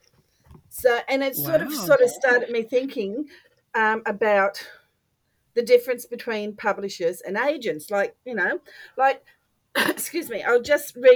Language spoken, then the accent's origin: English; Australia